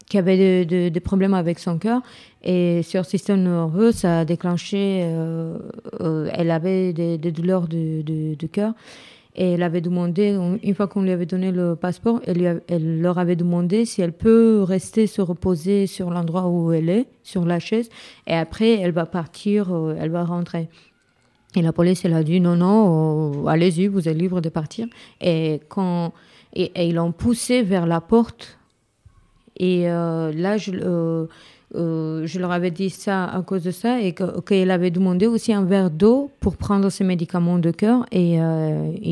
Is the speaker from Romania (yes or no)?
yes; Craiova, Dolj, Romania; now in France; J'étais à Craiova.